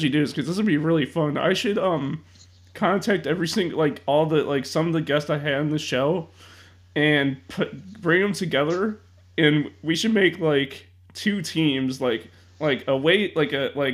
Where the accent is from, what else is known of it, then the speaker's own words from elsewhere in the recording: Chicago, Illinois, United States; I'm from Chicago